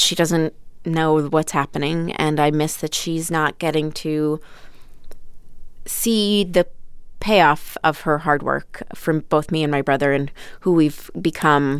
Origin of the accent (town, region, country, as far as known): Florida, United States; born or raised there; also born or lived in Long Island, New York